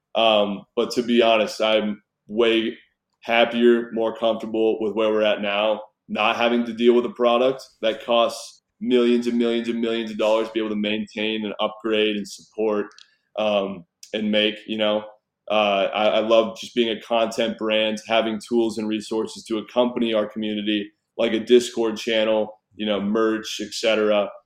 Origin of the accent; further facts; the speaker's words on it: Newport Beach, California, United States; moved away as an adult; also born or lived in Fort Worth, Texas / Reno, Nevada / Las Vegas, Nevada; now in Texas, United States; where I grew up in Newport Beach, California